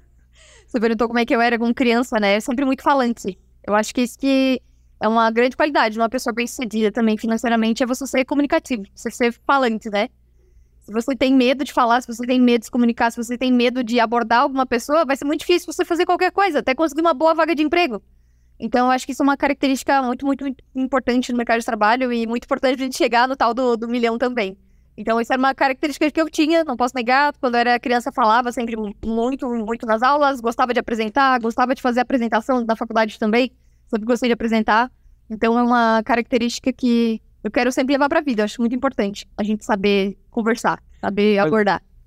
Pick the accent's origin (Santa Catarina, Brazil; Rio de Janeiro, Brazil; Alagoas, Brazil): Santa Catarina, Brazil; Rio do Sul; moved away as an adult; now in Itajaí, Brazil; sou natural de Rio do Sul, é, interior de Santa Catarina